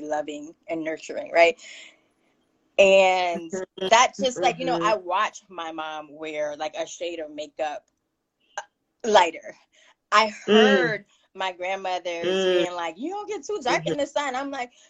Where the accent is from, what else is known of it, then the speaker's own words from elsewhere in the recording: Miami, Florida, United States; now in Connecticut, United States; I grew up in Miami